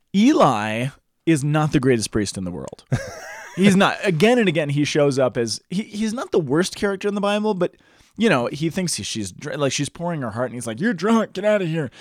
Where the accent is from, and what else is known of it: Boulder, Colorado, United States; born or raised there